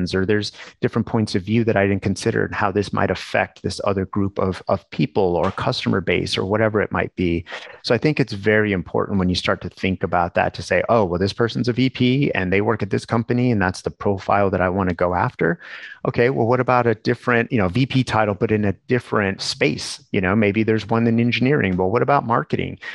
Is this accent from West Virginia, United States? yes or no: no; New Mexico, United States; growing up in New Mexico